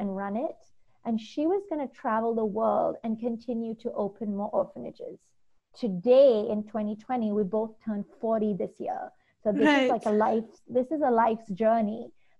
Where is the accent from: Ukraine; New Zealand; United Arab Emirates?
United Arab Emirates; Dubai; Growing up in Dubai her whole life, our parents would take us back home to India, where our grandparents and our family was